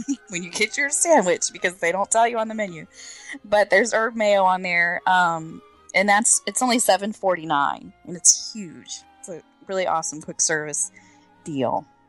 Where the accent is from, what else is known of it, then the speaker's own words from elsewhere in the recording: Orlando, Florida, United States; I'm born and raised in Orlando, Florida